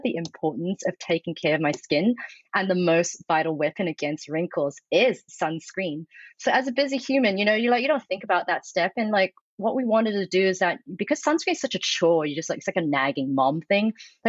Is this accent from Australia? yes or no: yes; Australia; I'm from the Nogsies, so I used to tan a lot in my teens. Like, I think you're Australian, same.